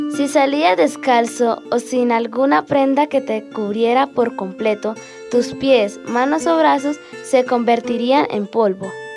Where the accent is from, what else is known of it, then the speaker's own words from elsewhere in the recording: Charalá, Santander, Colombia; soy de Charalá, vivo en el barrio San Luis